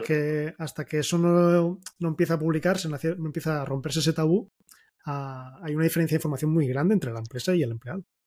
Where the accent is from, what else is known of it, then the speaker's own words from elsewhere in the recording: Catalonia, Spain; somos catalanes